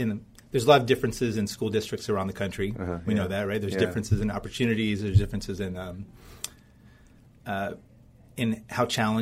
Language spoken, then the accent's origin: English; Tallahassee, Florida, United States; moved away as an adult; I grew up, I was born and raised in Tallahassee